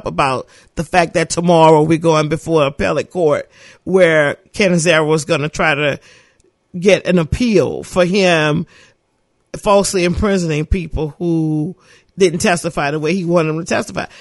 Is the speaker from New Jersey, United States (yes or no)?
no; New Orleans, Louisiana, United States; When I grew up in the St. Bernard Project